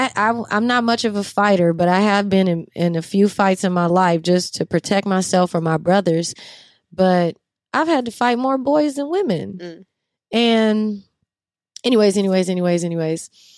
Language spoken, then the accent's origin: English; New Orleans, Louisiana, United States; especially when I was growing up in New Orleans, the girls are like 10 with C cups and big old booties.